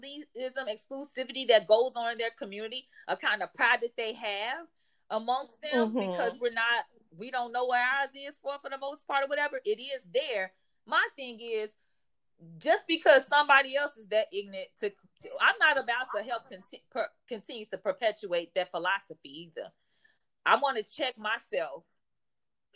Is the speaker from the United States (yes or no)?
yes; United States; as an American